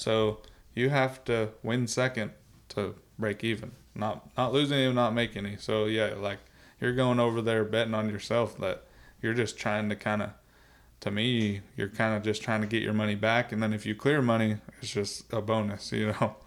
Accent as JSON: {"language": "English", "region": "South Dakota", "country": "United States", "tie": "born or raised there", "said": "I was growing up in South Dakota."}